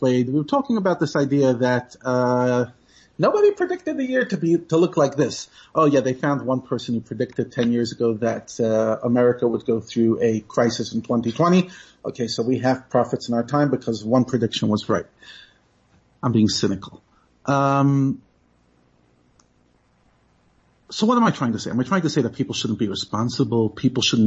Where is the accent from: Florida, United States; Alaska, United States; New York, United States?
New York, United States; New York City; moved away as an adult; now in South Africa; I grew up in New York